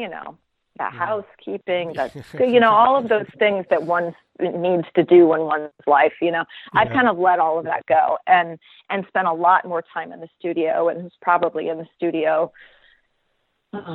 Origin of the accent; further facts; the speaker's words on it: St. Louis, Missouri, United States; now in Brooklyn, United States; I grew up there, so I've got a good network there. So I've done a lot of portrait work in St. Louis